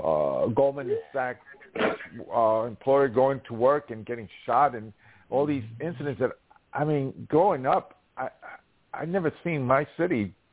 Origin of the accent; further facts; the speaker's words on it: New York City, New York, United States; I love my, my hometown.